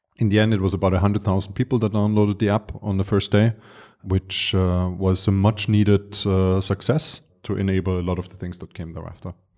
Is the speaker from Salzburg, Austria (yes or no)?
no; Vienna, Austria; also born or lived in Dar es Salaam, Tanzania; I was born and raised in Vienna